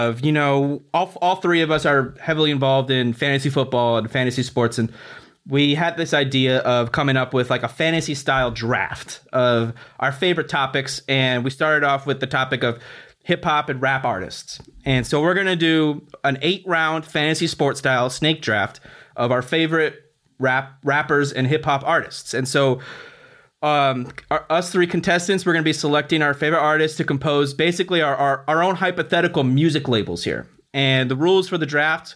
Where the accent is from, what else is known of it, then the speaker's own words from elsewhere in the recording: Los Angeles, California, United States; moved away as an adult; also born or lived in Boston, Massachusetts; I came from Los Angeles, and when you're from one region and obviously I'm so far away, I went all the way out to Massachusetts